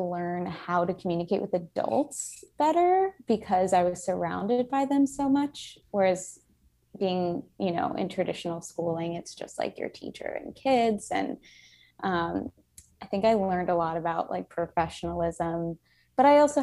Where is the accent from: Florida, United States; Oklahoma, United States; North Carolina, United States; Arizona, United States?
Florida, United States; Miami; now in Brooklyn, United States; I'm from Miami, Florida